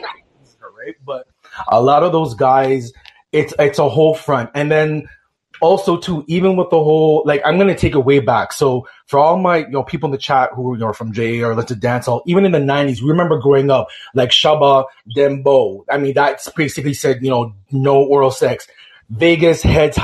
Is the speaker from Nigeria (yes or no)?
no; Toronto, Ontario, Canada; I'm from Toronto, Canadian born, but definitely Jamaican background